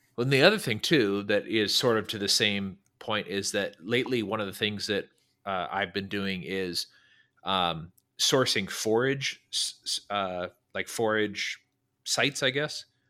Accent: Northern California, United States; now in Dallas-Fort Worth, United States; I grew up in California, Northern California

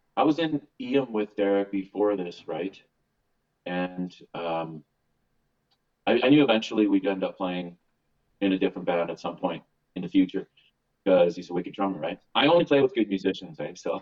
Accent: Winnipeg, Manitoba, Canada; we're from Winnipeg.

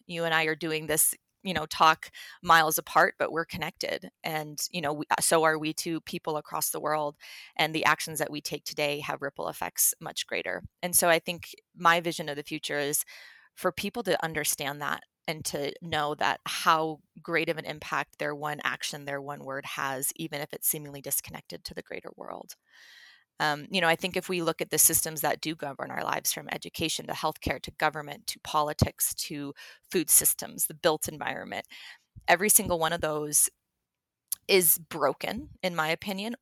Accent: Telluride, Colorado, United States; moved away as an adult; also born or lived in Hawaii; now in Denver, United States; I am a Colorado native. I was born and raised in Telluride

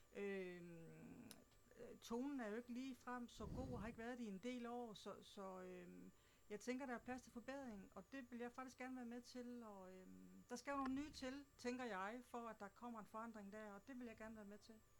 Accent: Southern Jutland, Southern Denmark, Denmark; accent: Southern Jutlandic; also born or lived in Slagelse Municipality; now in Slagelse, Denmark; Oprindeligt så kommer jeg fra Sønderjylland, men har boet her i kommunen de sidste 6-27

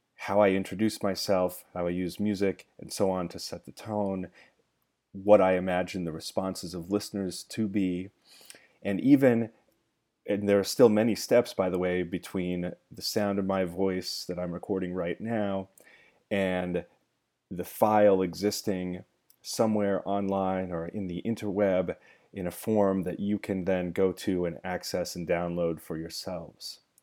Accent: Gold Hill, Oregon, United States; now in Los Angeles, United States; I love to make fun of my hometown

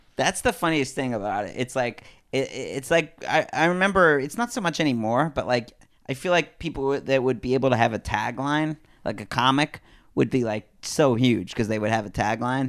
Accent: New Haven, Connecticut, United States; moved away; also born or lived in Lawndale / Hollywood; I'm from New Haven, Connecticut, which is, like, uh, I grew up in the, like, outskirts

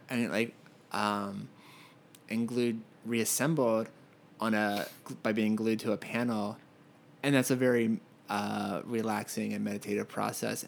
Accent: Pennsylvania, United States; moved away as an adult; also born or lived in Philadelphia / Connecticut; now in Los Angeles, United States; I am from Pennsylvania and I went to school in Philadelphia

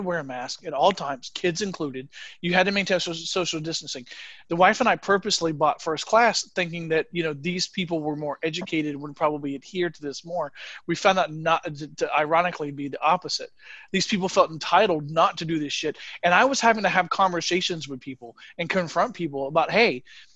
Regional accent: United States; now in Germany; As an American

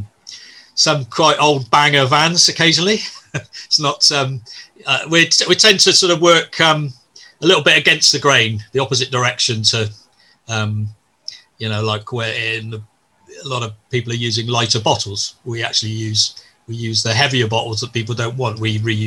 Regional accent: Bristol, South West England, United Kingdom; I'm from Bristol

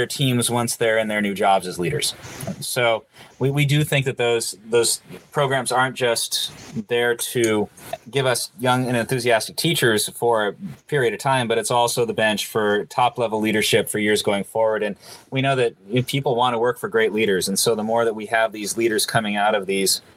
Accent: Sacramento, California, United States; also born or lived in Poland; we moved from Poland back to Sacramento. And I walked into my old high school alma mater front office

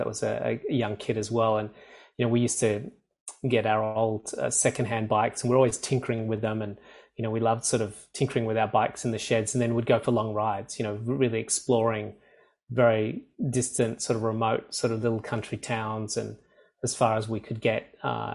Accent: rural area about 2 hours outside Sydney, New South Wales, Australia; I'm from Sydney, Australia. I'm currently in Sydney, Australia. I grew up on a small country farm about 2 hours outside of Sydney

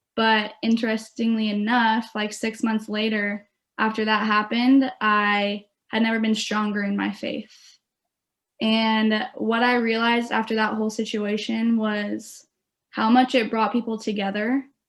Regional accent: Beaverton, Oregon, United States; I'm from Beaverton, Oregon. So I'm close to home going to Oregon State

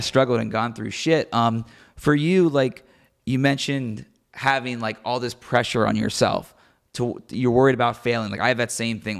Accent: Cincinnati, Ohio, United States; born or raised there

